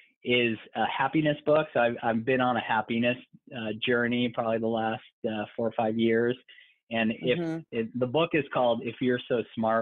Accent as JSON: {"language": "English", "town": "Cleveland", "region": "Ohio", "country": "United States", "tie": "born there", "said": "I was born in Cleveland, Ohio."}